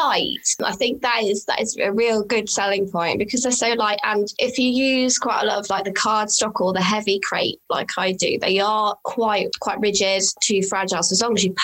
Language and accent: English; United Kingdom; I'm British